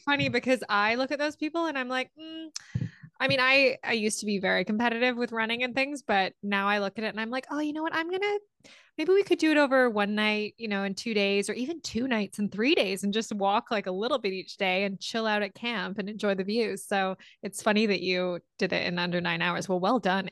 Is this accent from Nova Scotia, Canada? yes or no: no; Ontario, Canada; moved away as an adult; also born or lived in England / Australia / Amsterdam; now in Vancouver, Canada; I was born in England and I grew up in Ontario